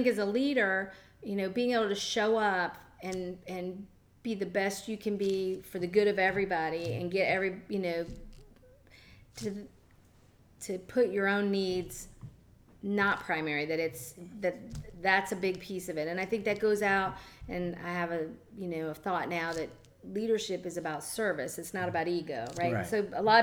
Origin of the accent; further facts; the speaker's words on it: Jacksonville, Florida, United States; now in Madeira Beach, United States; I grew up in Jacksonville during desegregation